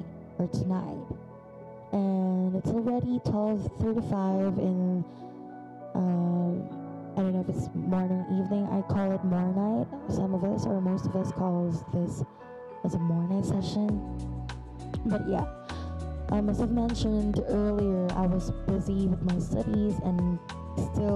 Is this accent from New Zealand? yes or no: no; Philippines; as a Filipina